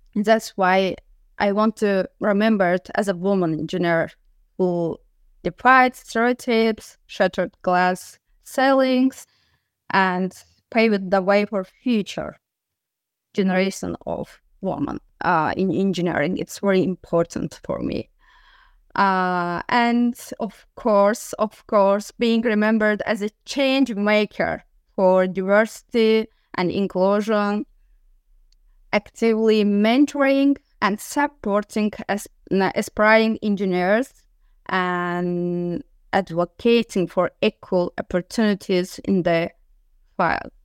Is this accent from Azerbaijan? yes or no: yes; Sumgait, Azerbaijan; moved away as an adult; now in Galway, Ireland; I was born in Sumgait, city of Azerbaijan